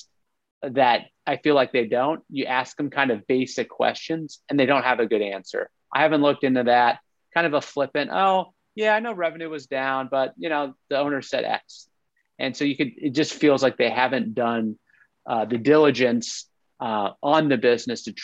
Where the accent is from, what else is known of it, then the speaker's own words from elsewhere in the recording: Ohio, United States; I'm from Ohio, you know, but Youngstown, Ohio